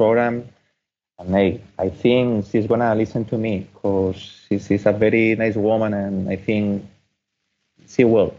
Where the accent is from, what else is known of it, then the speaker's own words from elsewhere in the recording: Spain; first language Spanish; English is a second language; now in United Kingdom; I'm from Spain. I live in UK. I always try to research in Spanish, you know, because it's my main language.